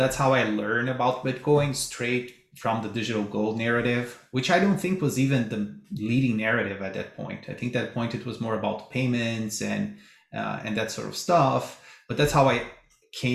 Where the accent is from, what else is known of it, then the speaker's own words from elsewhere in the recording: Brazil; moved away; I'm originally from Brazil